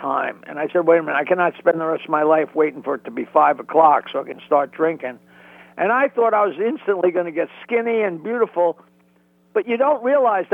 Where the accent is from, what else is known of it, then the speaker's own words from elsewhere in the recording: East Norwich, New York, United States; now in Bayville, United States; I was raised in East Norwich, Long Island, which is just south of Oyster Bay